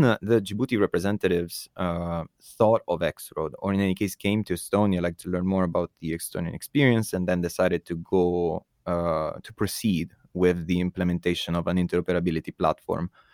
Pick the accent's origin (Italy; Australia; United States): Italy; moved away; my home country, for example, Italy